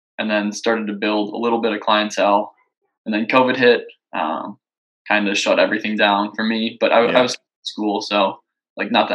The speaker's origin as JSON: {"language": "English", "town": "Dubuque", "region": "Iowa", "country": "United States", "tie": "born or raised there", "moved": "as an adult", "lives_now": "Des Moines, United States", "said": "I was born and raised in Dubuque, Iowa, so Eastern Iowa."}